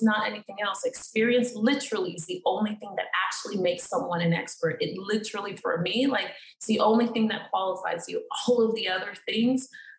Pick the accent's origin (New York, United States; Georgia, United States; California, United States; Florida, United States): Florida, United States; Miami; I'm from Miami